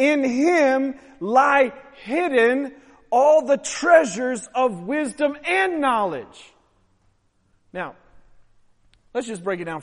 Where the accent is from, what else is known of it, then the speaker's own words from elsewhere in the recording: Pacific Northwest, United States; now in Baltimore, United States; born and raised in the Pacific Northwest